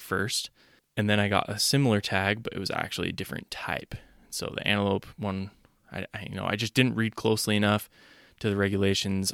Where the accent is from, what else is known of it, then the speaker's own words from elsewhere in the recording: Utah, United States; I'm from Utah